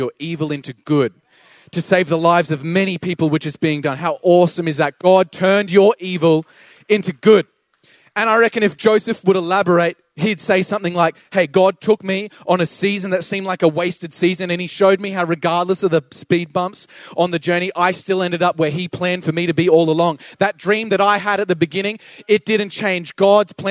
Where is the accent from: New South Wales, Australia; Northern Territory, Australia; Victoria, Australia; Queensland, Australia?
Queensland, Australia; Toowoomba; also born or lived in Sydney; I moved back to Toowoomba from Sydney, and when my parents divorced, I moved to Sydney and I didn't really feel like I fit